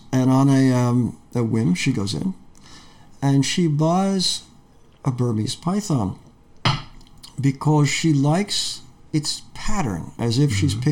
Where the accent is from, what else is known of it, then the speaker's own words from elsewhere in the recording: Peekskill, New York, United States; moved away; I grew up in Peekskill, New York, in Westchester